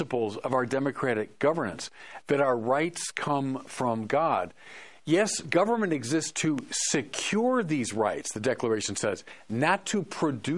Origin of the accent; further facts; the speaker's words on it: United States; as an American